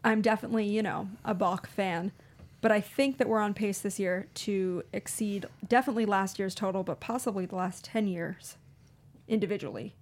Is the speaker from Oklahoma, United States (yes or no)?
no; Baltimore, Maryland, United States; growing up in Baltimore, I didn't get to watch a ton of Mets games